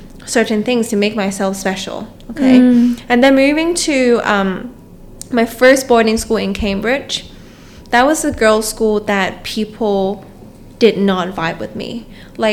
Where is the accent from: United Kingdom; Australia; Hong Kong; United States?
Hong Kong; moved away; a kid growing up in Hong Kong